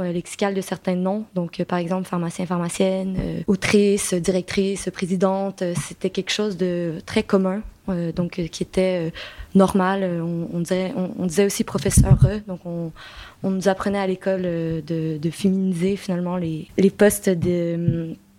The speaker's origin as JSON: {"language": "French", "region": "Quebec", "country": "Canada", "accent": "Québécois", "moved": "as an adult", "lives_now": "France", "said": "je suis québécoise, donc vous pouvez l'entendre probablement par mon accent"}